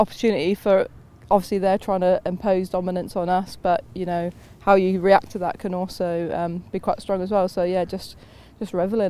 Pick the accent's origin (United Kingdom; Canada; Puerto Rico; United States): United Kingdom; England; now in New Zealand; well, obviously I'm English, so England would be what I'd want to do, but I can't see how that can be possible living out here in New Zealand.